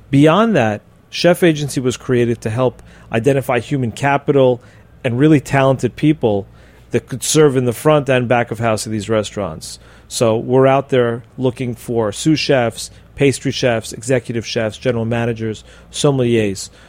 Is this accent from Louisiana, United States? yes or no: no; Miami, Florida, United States; We my, do my hometown.